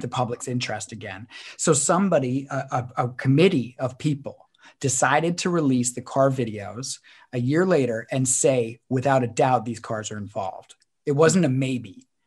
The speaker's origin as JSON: {"language": "English", "country": "Canada", "said": "we're a Canadian podcaster"}